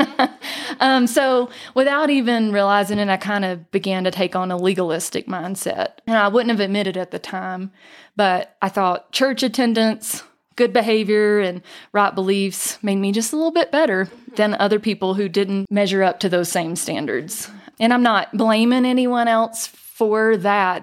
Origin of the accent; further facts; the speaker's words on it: North Georgia, United States; now in Island Park, Idaho, United States; I was born and raised in North Georgia uh, in the foothills of the Appalachian Mountains